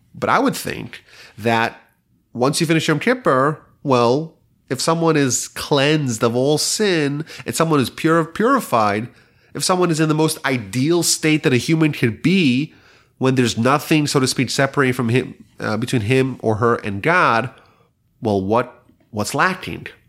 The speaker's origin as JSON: {"language": "English", "region": "New York", "country": "United States", "tie": "born or raised there", "moved": "yes", "lives_now": "Houston, United States", "said": "I remember growing up in New York"}